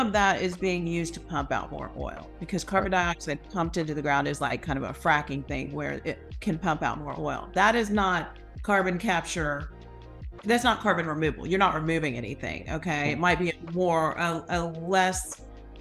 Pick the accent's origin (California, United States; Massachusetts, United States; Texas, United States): Texas, United States; Houston; I grew up in Houston